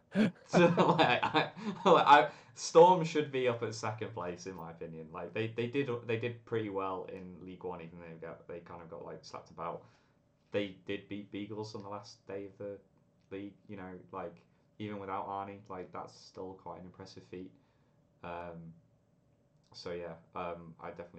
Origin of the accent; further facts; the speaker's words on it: England, United Kingdom; As an Englishman